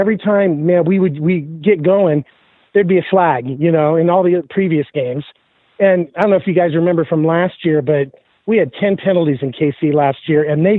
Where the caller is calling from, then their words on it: Boise, Idaho, United States; I'm calling from Boise.